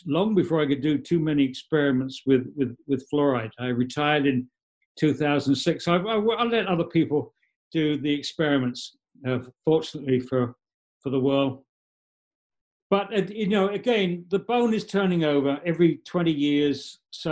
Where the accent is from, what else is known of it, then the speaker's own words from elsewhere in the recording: England, United Kingdom; now in New York State, United States; I'm English.